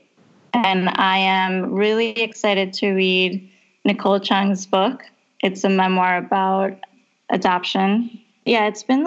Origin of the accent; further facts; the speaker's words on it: Bogotá, Colombia; moved away; when I was growing up in Bogota